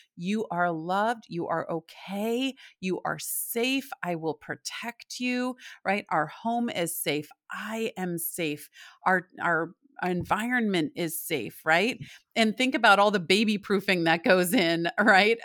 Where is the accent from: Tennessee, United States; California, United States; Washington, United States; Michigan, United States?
Michigan, United States; also born or lived in Indianapolis, Indiana / Chicago, Illinois; now in Southport, United States; I'm from Michigan.